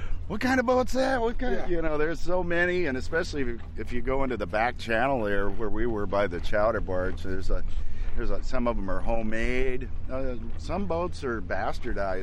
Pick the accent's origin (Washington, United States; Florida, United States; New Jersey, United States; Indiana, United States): Washington, United States; Bremerton; also born or lived in Redding, California; by the time I was 10, Dad, we moved to Washington from Redding, California